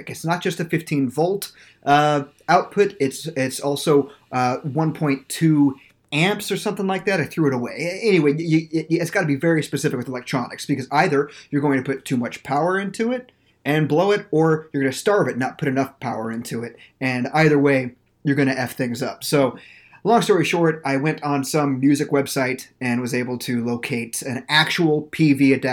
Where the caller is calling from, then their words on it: St. Petersburg, Florida, United States; I am recording live from St. Petersburg, Florida